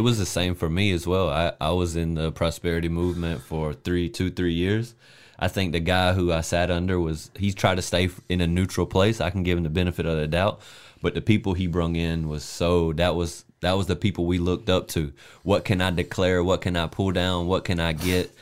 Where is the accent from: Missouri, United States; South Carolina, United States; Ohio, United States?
South Carolina, United States; I'm from South Carolina